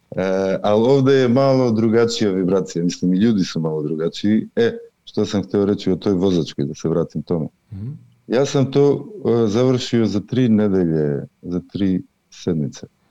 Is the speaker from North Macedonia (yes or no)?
yes; North Macedonia; moved away as an adult; now in Sweden; dolazim iz Makedonije, meni je i tamo bilo dobro, ali sam sledio ovdje u svoju suprugu.